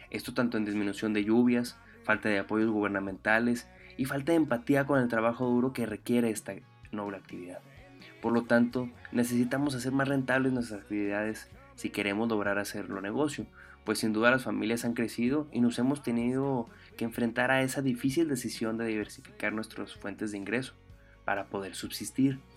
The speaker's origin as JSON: {"language": "Spanish", "town": "Delicias", "region": "Chihuahua", "country": "Mexico", "tie": "born or raised there", "said": "Soy originario de Delice, Chihuahua, y me dedico desde hace, pues, te gustan, unos 8 años a la ganadería extensiva en el árido municipio de Jiménez, Chihuahua."}